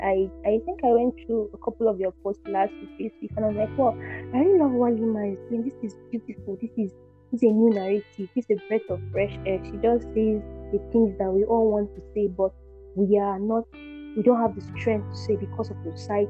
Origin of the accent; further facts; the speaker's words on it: Nigeria; I'm just every Christian Nigerian girl